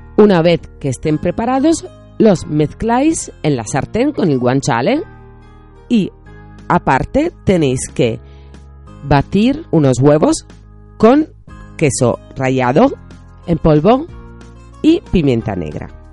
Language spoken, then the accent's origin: Spanish; Italy; los italianos pues no, nos gusta este tipo de error. Somos así de tiquismiquis